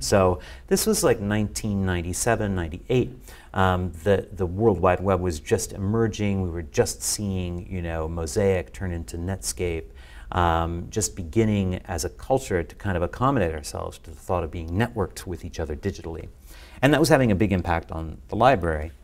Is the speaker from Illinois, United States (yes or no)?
yes; just outside of Chicago, Illinois, United States; I grew up just outside of Chicago